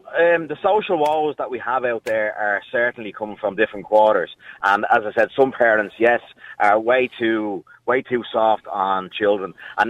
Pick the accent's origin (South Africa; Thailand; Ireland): Ireland; Dublin, Leinster; when I was growing up in Dublin